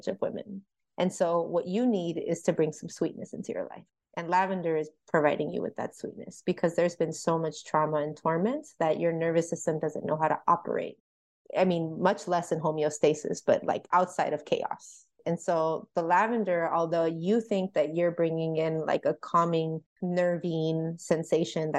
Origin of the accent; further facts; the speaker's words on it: California, United States; now in Oklahoma, United States; I'm from California and I made the decision to move to Oklahoma in a split second